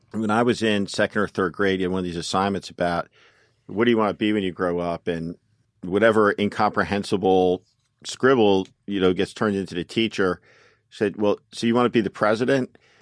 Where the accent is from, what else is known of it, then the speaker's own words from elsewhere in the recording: North Plainfield, New Jersey, United States; I'm from, I'm from New Jersey. I grew up in North Plainfield, New Jersey, which is about twenty-five miles outside of New York City